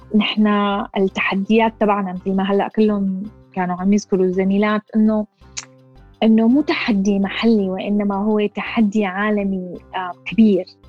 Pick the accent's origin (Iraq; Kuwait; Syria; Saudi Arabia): Syria; أنا معارضة سورية بشتغل بالسياسة